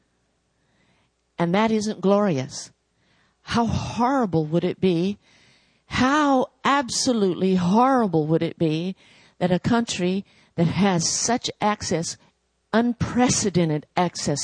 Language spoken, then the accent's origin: English; United States; moved away